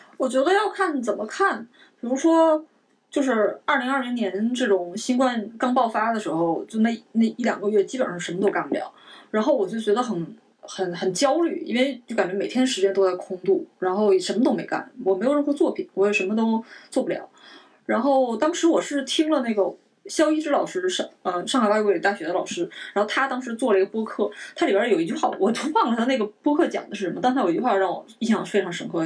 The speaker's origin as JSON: {"language": "Chinese", "country": "China", "said": "我们都是中国人"}